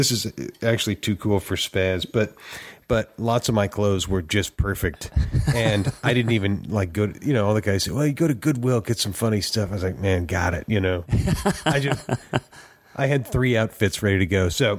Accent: Oakland, California, United States; moved away as an adult; now in Nashville, United States; Well, Oakland, California. Okay. Born and raised. And My wife and kids and I moved to Nashville in 2000.

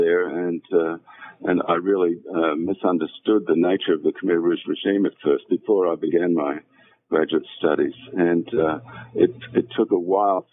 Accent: Australia; I was born and educated in Australia

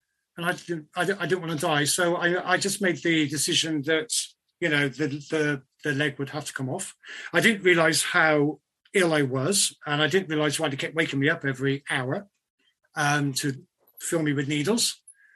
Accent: United Kingdom; being British

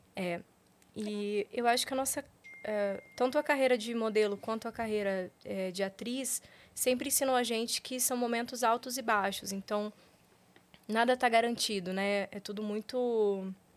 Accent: Paraná, Brazil; now in Rio de Janeiro, Brazil; eu sou paranaense

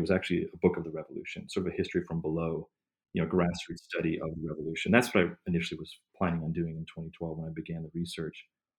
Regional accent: Midwest, United States; growing up in the Midwest and suburban metropolitan areas

